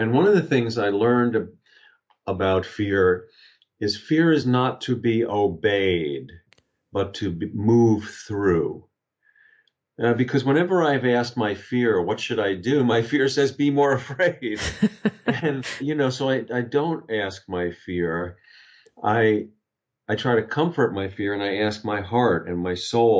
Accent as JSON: {"language": "English", "area": "Long Island", "region": "New York", "country": "United States", "tie": "born or raised there", "also_born_or_lived": "Albany, New York", "said": "I grew up on Long Island in outside of New York City"}